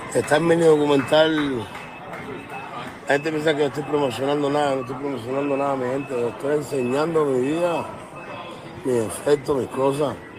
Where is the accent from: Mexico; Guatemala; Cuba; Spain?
Cuba; now in Miami, United States; yo nací en Cuba, pero vivo en América del Norte.